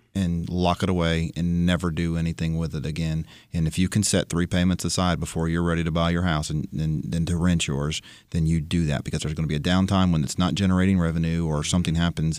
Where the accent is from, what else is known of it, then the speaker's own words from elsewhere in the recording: Florida, United States; now in Nashville, United States; I grew up in Florida